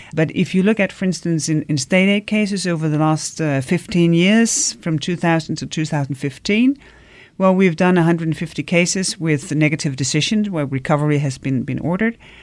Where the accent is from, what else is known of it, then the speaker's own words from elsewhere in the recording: Denmark; I come from Denmark